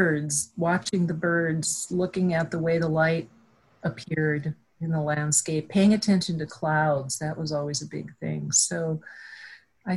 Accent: about 20 miles south of Inverness, on the High Line, Montana, United States; I actually grew up about 20 miles south of Inverness

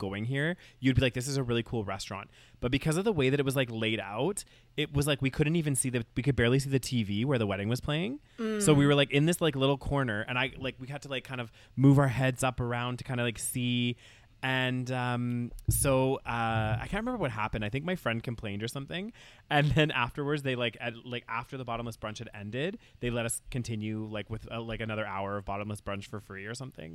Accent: United Kingdom; I'm British, I like, I'm from the UK.

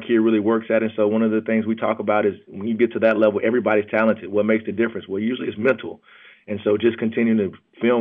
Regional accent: the South, United States; we grew up in the South

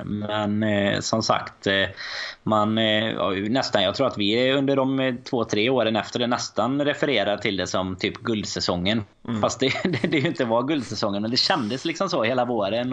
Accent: Sweden

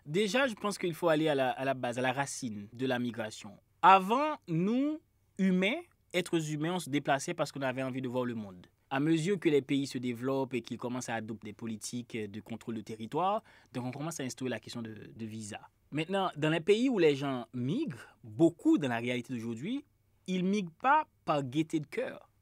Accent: Haiti

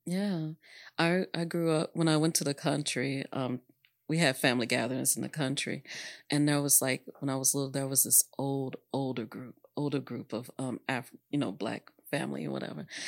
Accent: Dallas, Texas, United States; I grew up in Oak Cliff, obviously, and that's mixed

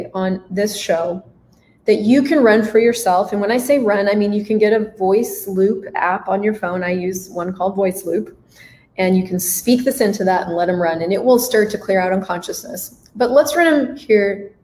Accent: United States; I was in a very hippie blender cult growing up in the United States

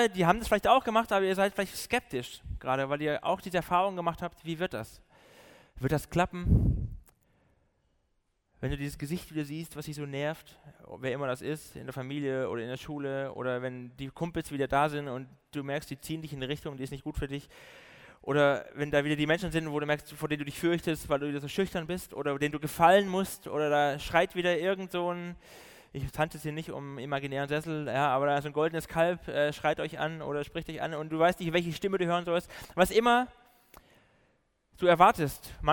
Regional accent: Baden-Württemberg, Germany; accent: Swabian; ich komme so aus dem Süden, bin eigentlich ein Schwabe, aber habe mir das Schwäbisch.

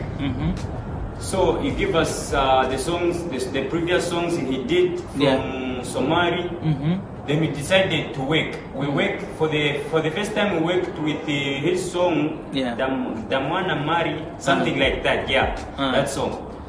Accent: Zambia; I'm from Zambia. … by Nsenga tribe.

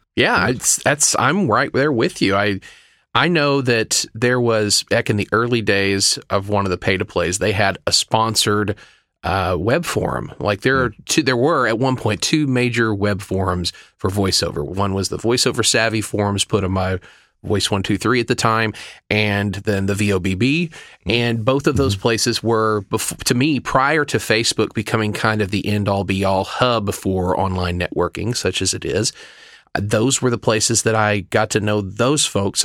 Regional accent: Oklahoma, United States; also born or lived in Dallas; now in Glendale, United States; originally from Oklahoma

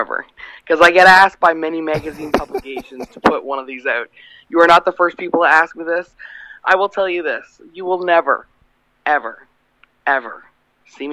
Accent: Canada; now in United States; I'm originally from Canada. I live in the U.S.

